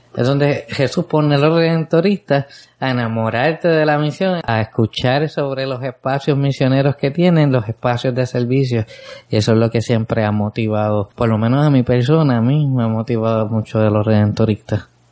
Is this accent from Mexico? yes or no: no; San Lorenzo, Puerto Rico; Es mi pueblo.